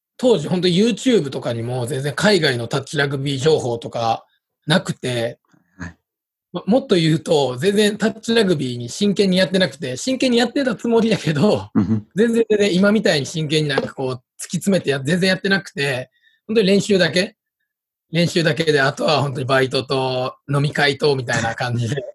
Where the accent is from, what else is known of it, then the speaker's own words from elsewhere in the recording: Osaka, Japan; accent: Kansai dialect; moved away as an adult; now in Tokyo, Japan; 大阪で、えっと、高校までいて、で、大学を機にこっちに出てきた感じです